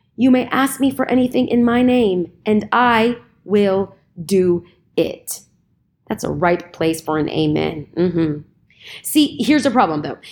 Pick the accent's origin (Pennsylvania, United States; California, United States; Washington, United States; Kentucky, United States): California, United States; I'm from California